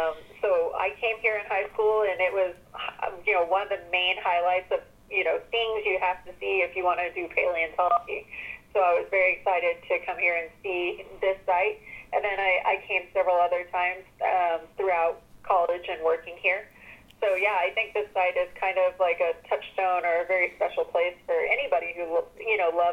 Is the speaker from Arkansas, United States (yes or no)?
yes; Arkansas, United States; I was growing up in Arkansas and wasn't really paying attention to that much pop culture at that time